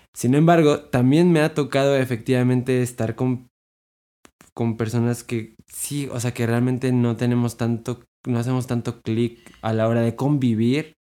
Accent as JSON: {"language": "Spanish", "country": "Mexico", "said": "nosotros como mexicanos"}